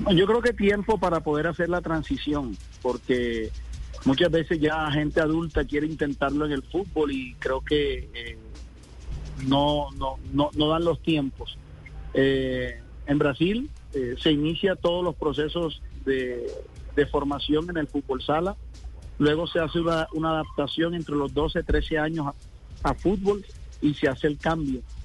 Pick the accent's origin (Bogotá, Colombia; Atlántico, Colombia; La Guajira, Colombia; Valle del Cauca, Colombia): Atlántico, Colombia; Barranquilla; yo también soy barranquillero, nosotros nos criamos